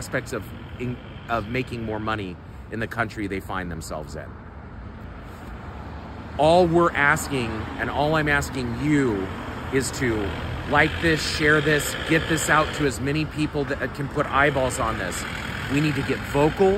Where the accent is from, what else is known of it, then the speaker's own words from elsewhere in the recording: United States; I'm an American in Bucharest